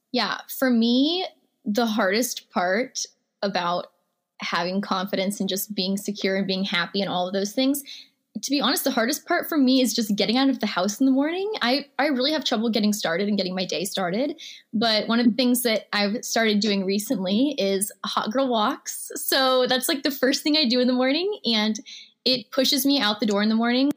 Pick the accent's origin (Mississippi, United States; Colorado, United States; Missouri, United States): Missouri, United States; also born or lived in Houston, Texas; I grew up in Missouri. So I lived in a very small town. I actually moved there in the sixth grade